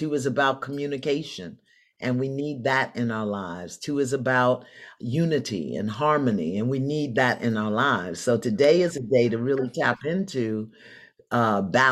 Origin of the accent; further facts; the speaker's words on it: New York City, New York, United States; moved away; also born or lived in Philadelphia; I'm from Brooklyn.